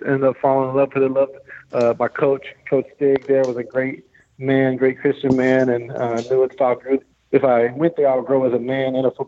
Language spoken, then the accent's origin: English; Minnesota, United States; I'm from Minnesota